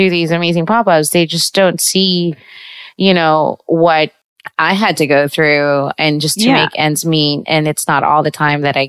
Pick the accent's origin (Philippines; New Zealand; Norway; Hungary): Philippines; Visayas; now in New York, United States; I'm from the Visayas in the Philippines